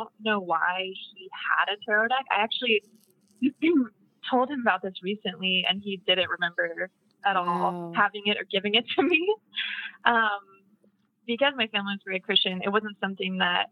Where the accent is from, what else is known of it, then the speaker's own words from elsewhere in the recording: Franklin, Tennessee, United States; also born or lived in Nashville, Tennessee; I was born in Nashville, Tennessee. And I grew up in Franklin, Tennessee, which is just 30 minutes outside of Nashville.